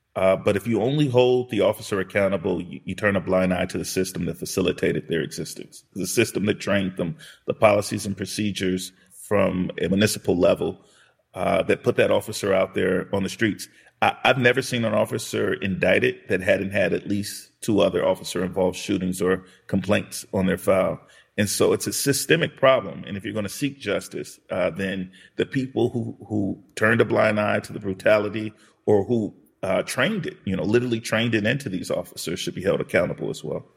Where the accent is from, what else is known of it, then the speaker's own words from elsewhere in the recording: Los Angeles, California, United States; I grew up in South Central Los Angeles during what were called the Rodney King era